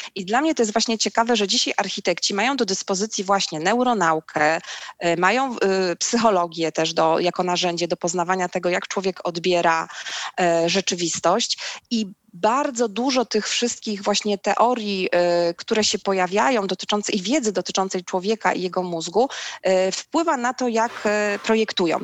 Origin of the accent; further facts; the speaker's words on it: Szczecin, West Pomeranian Voivodeship, Poland; also born or lived in Wrocław; wychowałam się w Szczecinie